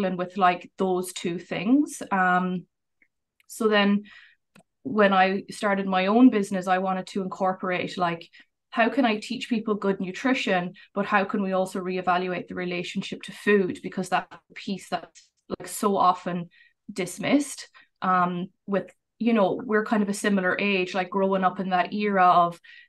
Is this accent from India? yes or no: no; Ireland; moved away as an adult; now in Vancouver, Canada; I'm originally from Ireland, but I've lived here for the last 8 years.